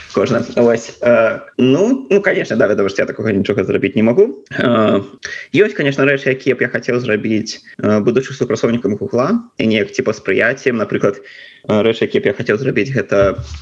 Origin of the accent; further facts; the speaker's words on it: Belarus; moved away; я ганарыўся тым што я беларус